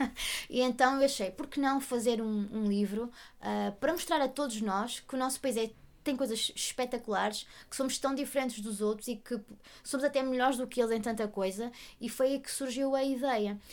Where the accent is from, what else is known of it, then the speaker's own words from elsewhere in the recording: Portugal; nós, enquanto portugueses